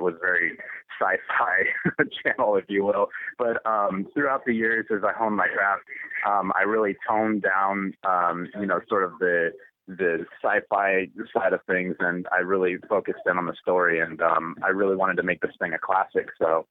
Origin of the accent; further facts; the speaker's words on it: Sacramento, California, United States; Sacramento, California.